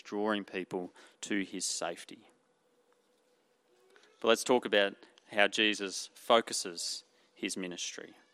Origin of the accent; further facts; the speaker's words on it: Emerald, Queensland, Australia; I'm from Emerald in central Queensland